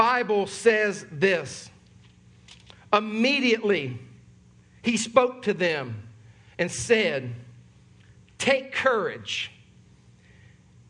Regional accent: Sumter, South Carolina, United States; born and raised in Sumter, South Carolina, my family is originally from Charleston, South Carolina

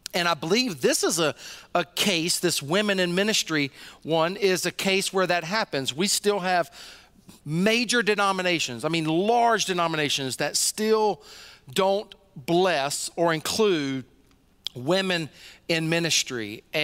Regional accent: Deep South, United States; Even I was raised in the Deep South, so I drank a lot of sweet tea.

